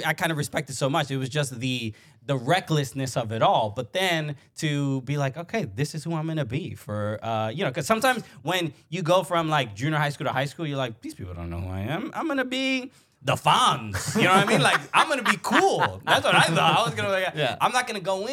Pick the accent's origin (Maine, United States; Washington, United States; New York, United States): New York, United States; New York City; I grew up in Brooklyn, a Dominican kid, immigrant family